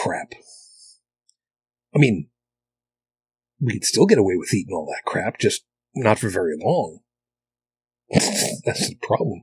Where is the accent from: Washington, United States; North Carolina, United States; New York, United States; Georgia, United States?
New York, United States; Long Island; moved away as an adult; I grew up on Long Island. I grew up in, suburbia